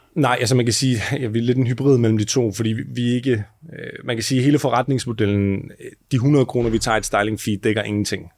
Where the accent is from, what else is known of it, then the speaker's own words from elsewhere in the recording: Southern Jutland, Southern Denmark, Denmark; moved away as an adult; now in Copenhagen, Denmark; Vi kommer begge to fra Sønderjylland